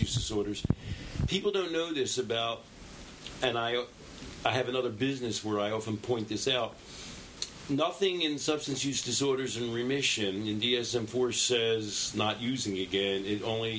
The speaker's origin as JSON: {"language": "English", "town": "Philadelphia", "region": "Pennsylvania", "country": "United States", "tie": "born or raised there", "moved": "yes", "lives_now": "Brooklyn, United States", "said": "I grew up in Philadelphia"}